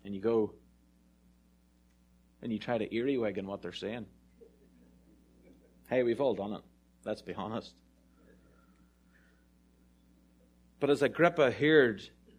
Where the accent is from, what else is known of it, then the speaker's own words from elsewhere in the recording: Ireland; I'm really Irish